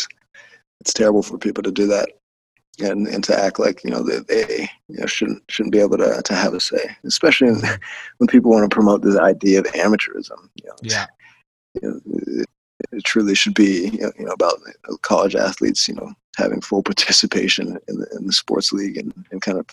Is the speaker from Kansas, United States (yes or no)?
no; Colorado, United States; my home state of Colorado